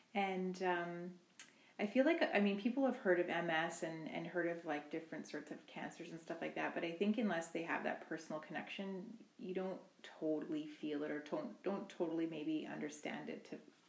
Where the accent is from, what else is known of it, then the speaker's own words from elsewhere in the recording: Rocky Bay First Nation, Ontario, Canada; now in Thunder Bay, Canada; I am an Anishinaabe woman from Rocky Bay First Nation in Ontario, and I'm currently living in Thunder Bay.